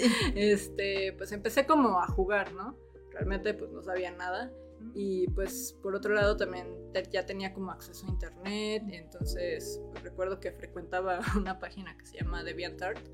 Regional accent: Mexico City, Mexico; yo soy de la Ciudad de México

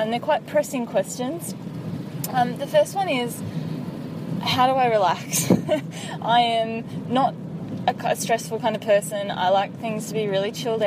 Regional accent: Sydney, New South Wales, Australia; moved away; we grew up down in Sydney

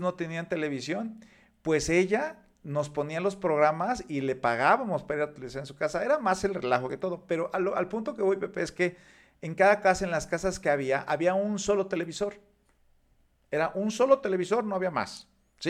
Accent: Mexico; nosotros como mexicanos

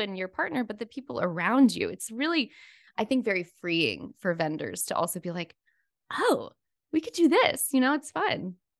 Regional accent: Florida, United States; I grew up in Florida

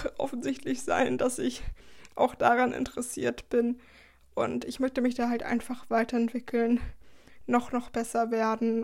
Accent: Schleswig-Holstein, Germany; moved away as an adult; also born or lived in Baden-Württemberg; ich komme aus Schleswig-Holstein, also aus dem Bundesland ganz, ganz weit oben in der Nähe von Hamburg.

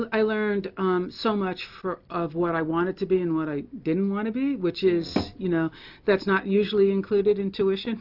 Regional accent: Western Massachusetts, United States; also born or lived in Mississippi; now in Pennsylvania, United States; I grew up in Western Massachusetts.

